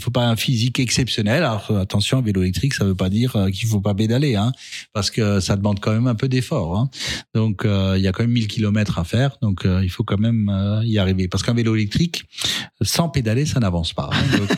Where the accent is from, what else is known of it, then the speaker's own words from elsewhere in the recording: Alsace, Grand Est, France; also born or lived in Strasbourg; je suis strasbourgeois j'aime Strasbourg j'aime ma culture j'aime mes racines puisque je suis de Athènes et je vais encore régulièrement voir ma mère dans mon village à Athènes